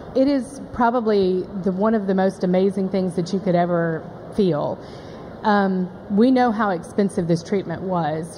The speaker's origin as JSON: {"language": "English", "town": "Memphis", "region": "Tennessee", "country": "United States", "said": "we are from Memphis"}